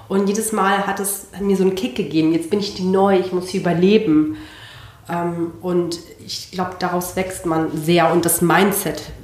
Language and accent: German; Barcelona, Catalonia, Spain; born there; geboren bin ich in Barcelona. Ähm, meine beiden Großeltern sind nach Spanien emigriert, einer aus Indien und der andere aus ähm, Bolivien und haben beide äh, spanische Frauen geheiratet.